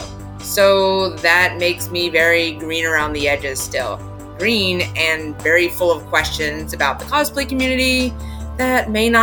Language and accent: English; North Carolina, United States; I am from North Carolina